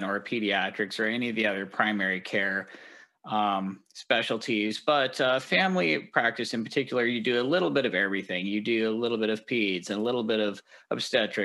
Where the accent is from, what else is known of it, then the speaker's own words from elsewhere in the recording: Denver, Colorado, United States; also born or lived in East Coast / Washington / Southern California; now in Seattle, United States; I'm from Denver originally